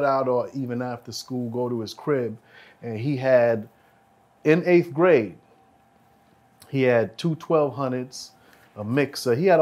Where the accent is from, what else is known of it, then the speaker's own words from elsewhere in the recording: New York City, New York, United States; I'm from Church and 31st